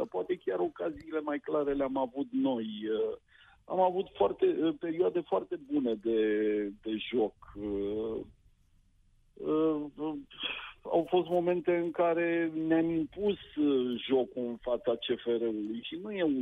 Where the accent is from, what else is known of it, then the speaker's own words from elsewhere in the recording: Oltenia, Romania; dacă sunt oltean jet pe jet.